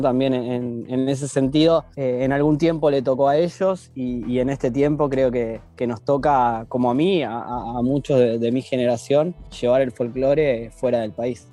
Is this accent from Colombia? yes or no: no; Argentina; now in Russia; como, argentino